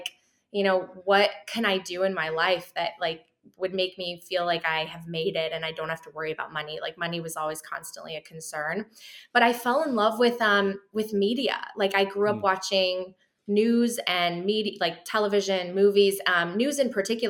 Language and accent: English; suburbs of Chicago, Illinois, United States; also born or lived in Poland; I grew up in the suburbs of Chicago